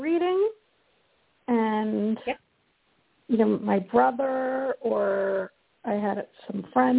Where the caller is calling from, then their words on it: Colorado, United States; I'm calling from Colorado.